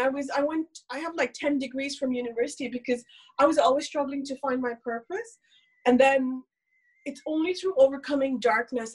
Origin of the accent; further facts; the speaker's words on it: India; English is a second language; I am somebody who's born and raised in India to a very, very conservative family